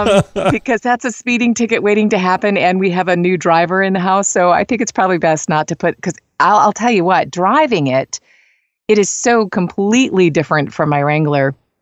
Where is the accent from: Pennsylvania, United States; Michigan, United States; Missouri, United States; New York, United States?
Michigan, United States; East Lansing; now in Athens, United States; So I live in the Athens, Georgia area, though I'm originally from East Lansing, Michigan.